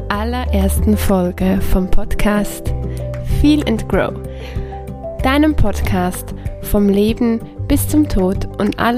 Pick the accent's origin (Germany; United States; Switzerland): Switzerland; Ich bin aus der Schweiz oder ich lebe in der Schweiz. Ich bin Schweizerin und Italienerin.